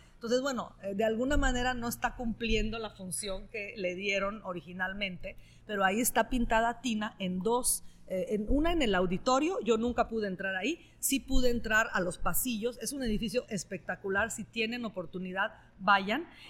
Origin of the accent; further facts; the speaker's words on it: northern Italy, Italy; Spanish is a second language; now in Mexico; soy norteña de Italia, de la parte norte de Italia